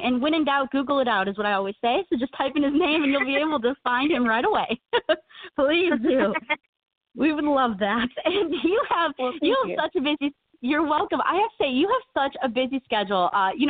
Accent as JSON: {"language": "English", "region": "Illinois", "country": "United States", "said": "We're from Illinois."}